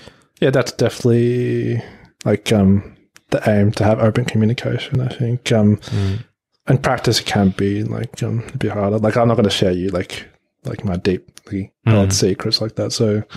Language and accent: English; Australia; But I think, obviously, growing up in Australia, like, you'll also be influenced by that.